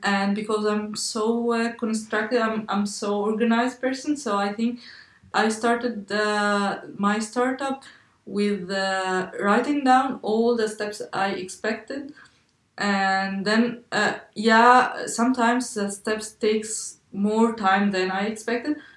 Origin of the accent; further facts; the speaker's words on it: Egypt; moved away as an adult; now in Leipzig, Germany; my home country